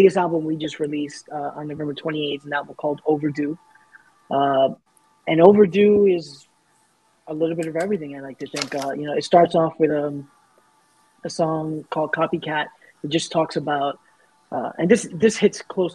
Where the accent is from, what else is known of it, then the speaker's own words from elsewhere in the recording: New York City, New York, United States; the neighborhood I grew up in South Ozone Park, Queens